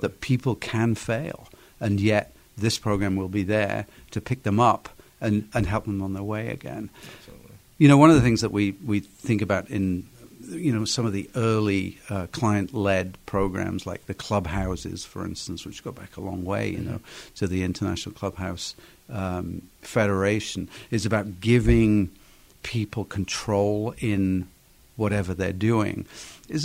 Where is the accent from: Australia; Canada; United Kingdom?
United Kingdom; England; now in United States; my home country in England